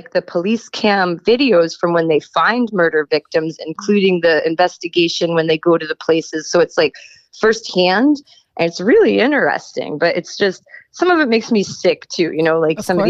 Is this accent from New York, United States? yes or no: yes; Long Island, New York, United States; I grew up in New York. I grew up on Long Island